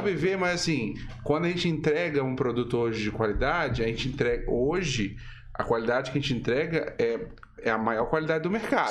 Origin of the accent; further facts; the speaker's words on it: Minas Gerais, Brazil; eu sou mineiro